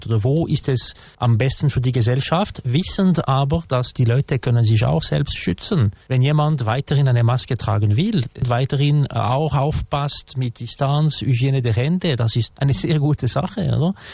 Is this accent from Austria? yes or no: no; Switzerland; für nicht nur bei uns in der Schweiz, aber generell